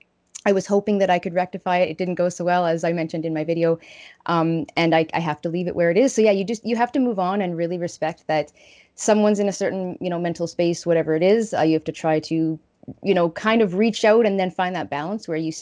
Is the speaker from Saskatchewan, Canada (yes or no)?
yes; Saskatchewan, Canada